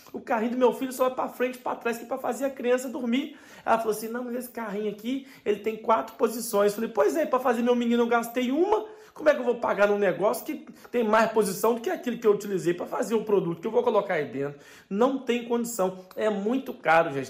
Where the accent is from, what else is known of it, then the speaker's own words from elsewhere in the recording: Brazil; moved away as an adult; now in Portugal; Quando eu saí do Brasil